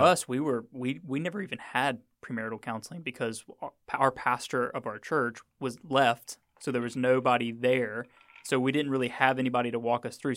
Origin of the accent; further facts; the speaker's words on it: Mississippi, United States; I'm from Mississippi